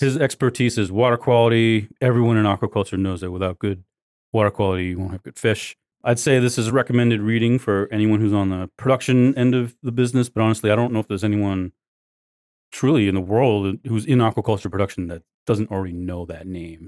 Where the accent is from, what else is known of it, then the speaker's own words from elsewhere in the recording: Maine, United States; Maine, my home state